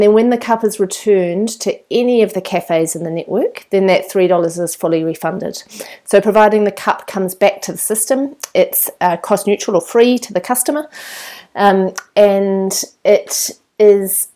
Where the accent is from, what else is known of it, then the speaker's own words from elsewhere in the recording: New Zealand; moved away as an adult; also born or lived in London; when I came back to New Zealand